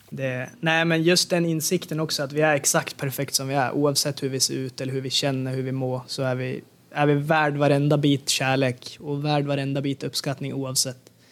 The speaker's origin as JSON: {"language": "Swedish", "country": "Sweden", "moved": "yes", "said": "när jag var hemma i Sverige"}